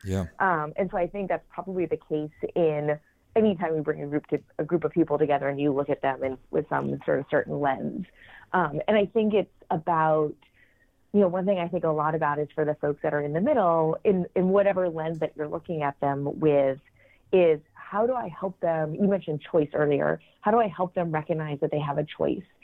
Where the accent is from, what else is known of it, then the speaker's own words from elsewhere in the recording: New England, United States; now in New York City, United States; I uh, currently live in New York City. We've been here for about nine years, though I'm originally from New England.